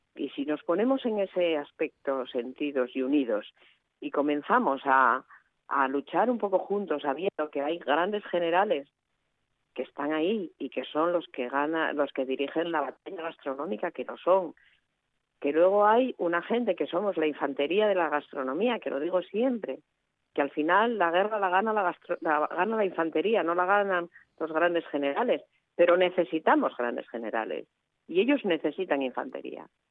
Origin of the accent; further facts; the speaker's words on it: Asturias, Spain; cuando salimos de Asturias